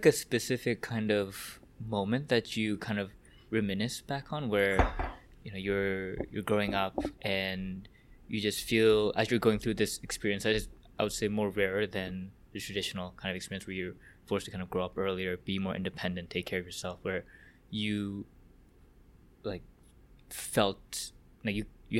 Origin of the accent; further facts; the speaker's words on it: Hong Kong; English is a second language; also born or lived in South Korea; I was born in South Korea, I immigrated to Hong Kong, and when I moved there, I didn't speak Chinese, I didn't speak English, but I went to a British elementary school